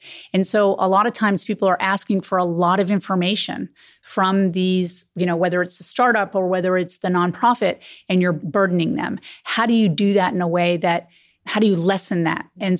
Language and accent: English; Silicon Valley, California, United States; I didn't have a lot of mentors when I was growing up in Silicon Valley.